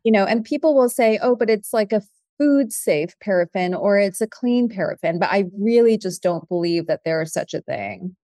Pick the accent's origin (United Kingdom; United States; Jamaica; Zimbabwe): United States; San Francisco, California; my mom was a candle maker when I was growing up in San Francisco